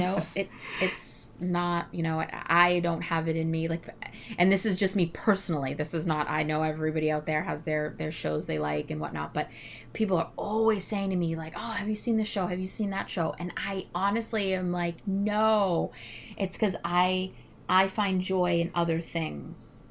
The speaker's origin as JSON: {"language": "English", "region": "New England", "country": "United States", "said": "I am from New England"}